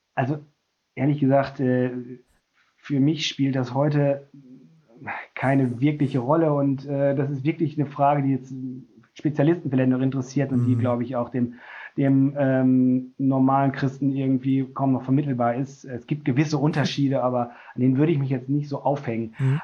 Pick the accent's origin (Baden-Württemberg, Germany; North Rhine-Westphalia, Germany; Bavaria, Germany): North Rhine-Westphalia, Germany; moved away as an adult; also born or lived in North Hesse; now in Bremen, Germany; ich bin ursprünglich Westfale